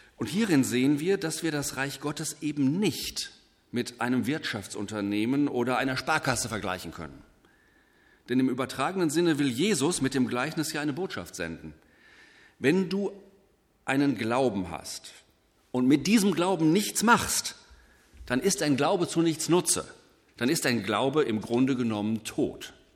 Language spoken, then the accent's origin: German; Germany; hier bei uns in Deutschland